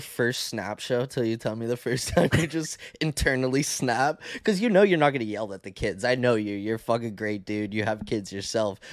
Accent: Canada; accent: Canadian; I talk like a Canadian

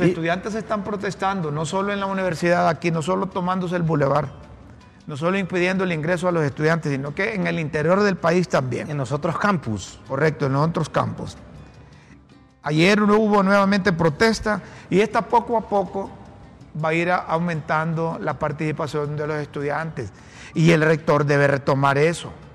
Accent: Honduras; como hondureño

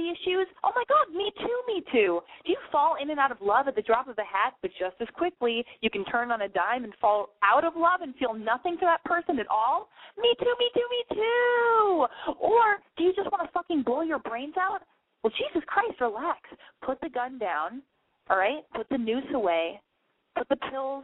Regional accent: Los Angeles, California, United States; Area code 323. That's my hometown

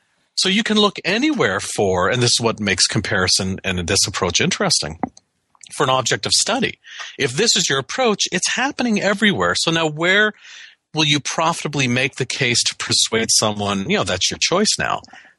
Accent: Canada; moved away as an adult; now in United States; I have a green card. I'm a Canadian citizen. I've worked in the U.S. for my whole career. I'm a permanent resident.

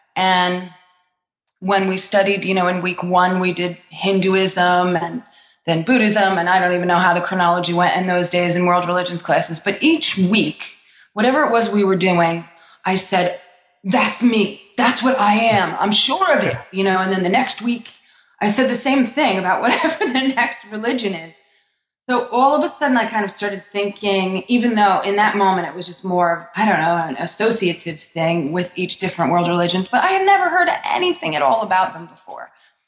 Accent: New Jersey, United States; Sure. Well, I'm from North Jersey, where I was raised and then went to college.

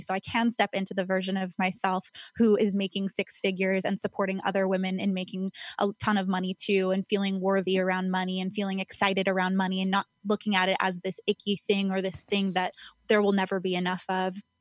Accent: Calabasas, California, United States; I grew up in Agora, Calabasas area

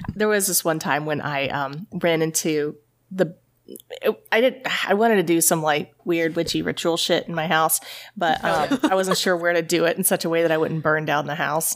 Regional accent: East Tennessee, United States; also born or lived in New Haven, Connecticut; I grew up in East Tennessee

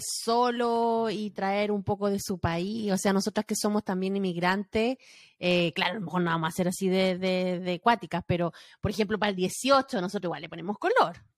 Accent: Chile; moved away; nuestro chip de chilena

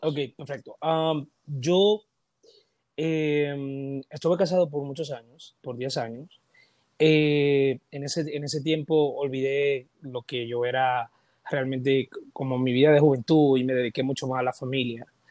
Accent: Dominican Republic; Todos los dominicanos tenemos ese sello en la pierna derecha o en la izquierda

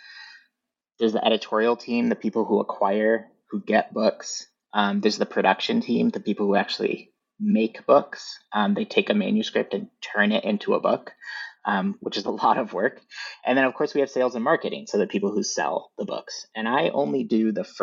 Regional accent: Northern Michigan, United States; I grew up in Northern Michigan, so we didn't really have a bookstore in our town so much.

